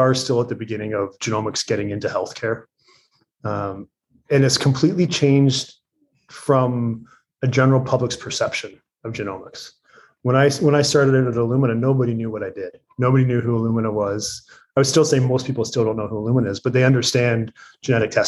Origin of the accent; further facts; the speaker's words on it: just outside of Toronto, Ontario, Canada; moved away; I did grow up just outside of Toronto